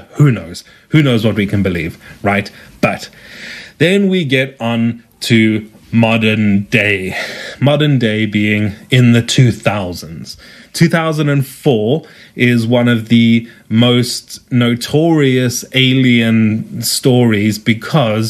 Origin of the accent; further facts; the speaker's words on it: South Africa; accent: South African; as you can tell from my accent, I am South African.